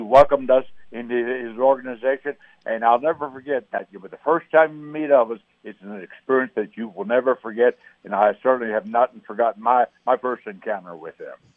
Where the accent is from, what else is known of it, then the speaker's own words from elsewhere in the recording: New Jersey, United States; also born or lived in Philadelphia; I was raised in New Jersey